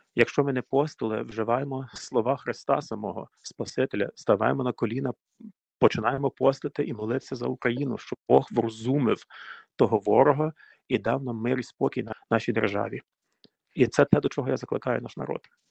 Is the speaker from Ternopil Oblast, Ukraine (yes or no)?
yes; Buchach, Ternopil Oblast, Ukraine; also born or lived in Ivano-Frankivsk; now in United States; Я е, родом з України родився ще в радянські часи, звісно, е, в Івано-Франківську. А тоді батьків е, направили на роботу на Тернопільщину в містечко Бучач, Тернопільська область